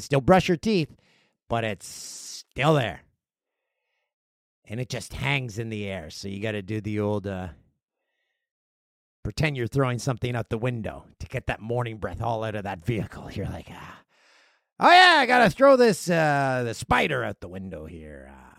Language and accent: English; Canada; How, mm-hmm. if you go to an Olympics as a Canadian, you need to go to it.